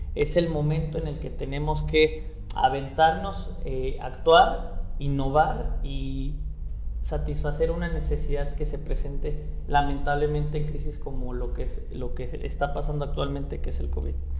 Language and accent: Spanish; San Luis Potosí, Mexico; soy un emprendedor potosino